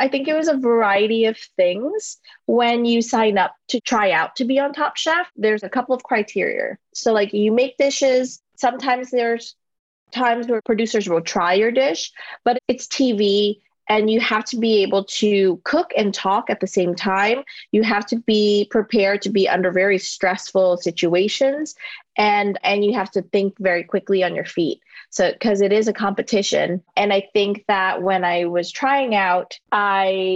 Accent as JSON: {"language": "English", "region": "Louisiana", "country": "United States", "tie": "born or raised there", "moved": "as an adult", "lives_now": "New York, United States", "said": "Growing up in Louisiana"}